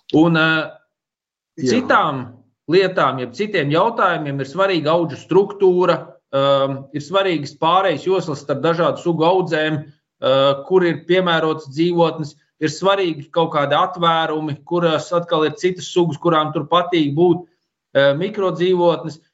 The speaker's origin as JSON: {"language": "Latvian", "area": "Slītere Nature Reserve", "region": "Kurzeme", "country": "Latvia", "tie": "born or raised there", "said": "es esmu uzaudzis Eh, Slīters rezervātā. Tajā laikā viņš saucās Slīters Nacionālais parks."}